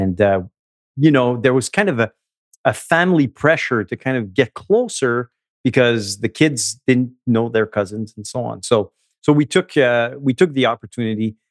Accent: Montreal, Quebec, Canada; I grew up in Montreal, um, from a, a French Canadian mom and a Vietnamese dad

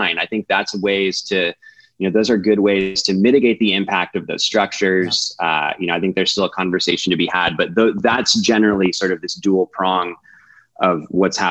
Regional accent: Colorado, United States; I grew up in Colorado. I'm a native Coloradan

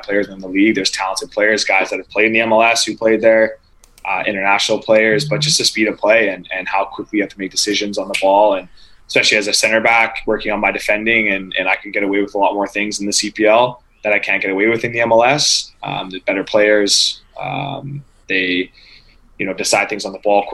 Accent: Vancouver, British Columbia, Canada; moved away as an adult; now in Montreal, Canada; I'm from Vancouver, so I always used to go to Vancouver Whitecaps games

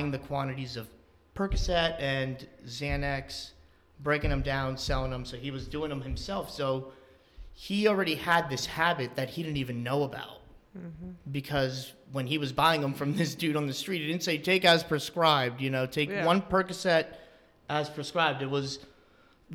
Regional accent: Northampton, United States; We both live in Northampton

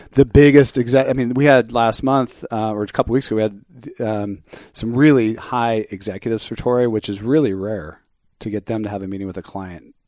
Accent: Orange County, California, United States; where I grew up in Orange County

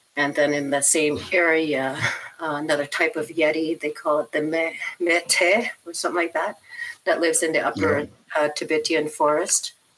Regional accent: northwestern Ontario, Canada; I grew up in a northern community in the northwest of Ontario.

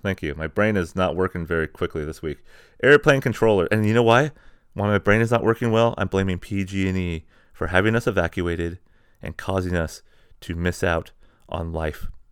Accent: San Diego, California, United States; born or raised there; moved away; also born or lived in Springdale, Arkansas

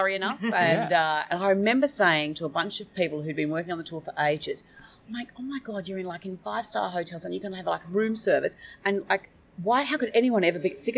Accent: Australia; moved away as an adult; being an Australian, there's a lot more distance. I had to give up living in Australia

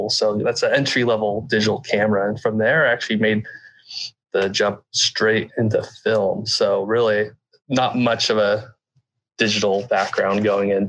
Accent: United States; growing up in the Sierra Nevada mountains

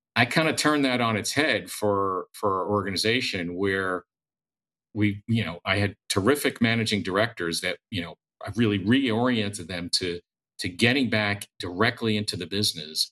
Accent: United States; I grew up in the New York, New Jersey area.

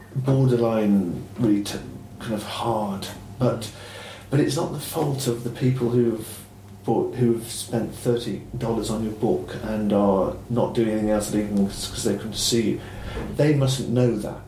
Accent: Ireland; also born or lived in Clonakilty; I'm the country kid. Um, but it's Ireland

